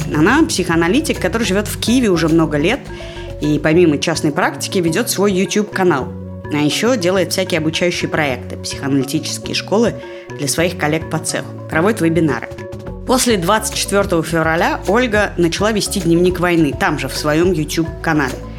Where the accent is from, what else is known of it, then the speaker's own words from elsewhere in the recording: Russia; now in Israel; я из России